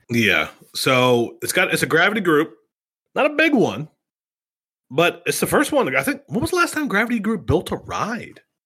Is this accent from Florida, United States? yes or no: no; Youngstown, Ohio, United States; my hometown in Youngstown